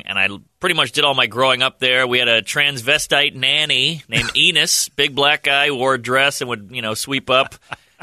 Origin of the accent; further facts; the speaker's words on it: New Orleans, Louisiana, United States; now in New York, United States; I'm from New Orleans, born and raised